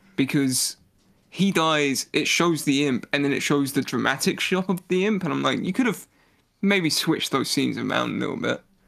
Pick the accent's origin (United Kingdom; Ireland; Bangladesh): United Kingdom